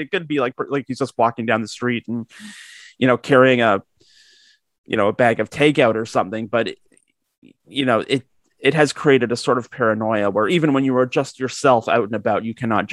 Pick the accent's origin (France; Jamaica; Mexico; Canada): Canada; Georgetown, Ontario; I grew up in Georgetown, which I guess in the grand scheme of things, it's a small town